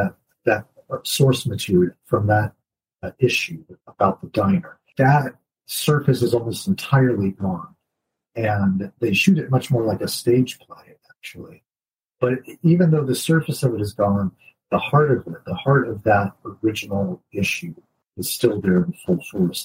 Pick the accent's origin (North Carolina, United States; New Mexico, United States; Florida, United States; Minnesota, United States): North Carolina, United States; moved away as an adult; now in Cambridge, United Kingdom; I grew up in North Carolina in the United States